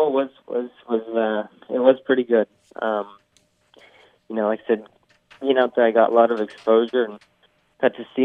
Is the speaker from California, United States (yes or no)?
yes; California, United States; I come from California where, you know, we don't really get snow in most areas